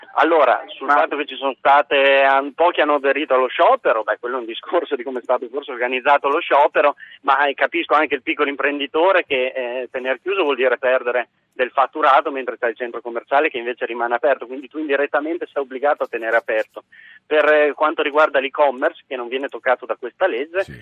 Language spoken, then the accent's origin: Italian; Modena, Emilia-Romagna, Italy; Io sono ad esempio di Modena, io sono emiliano